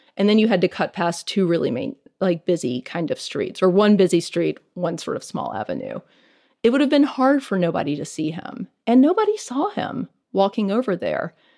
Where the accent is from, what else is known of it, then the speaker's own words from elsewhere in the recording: Greenville, Mississippi, United States; moved away; This is my hometown